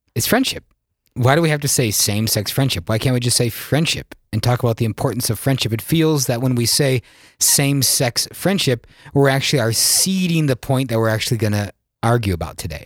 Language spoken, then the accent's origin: English; South Dakota, United States; I'm born and raised in South Dakota